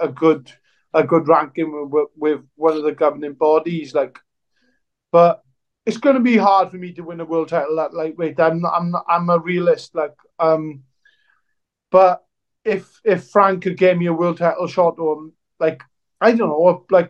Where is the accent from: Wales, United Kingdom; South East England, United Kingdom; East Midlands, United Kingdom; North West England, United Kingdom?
Wales, United Kingdom; Welsh; me being Welsh